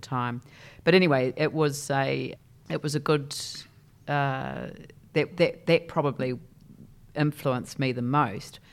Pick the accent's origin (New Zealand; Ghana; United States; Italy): New Zealand; Christchurch, Canterbury; I grew up in a place called, uh, Papa Nui